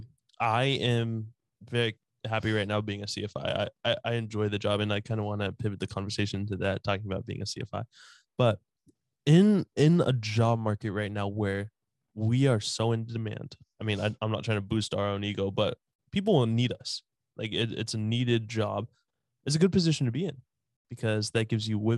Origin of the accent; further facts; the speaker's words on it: Colorado, United States; now in New York, United States; I'm from Colorado originally. I love Colorado. That's my state.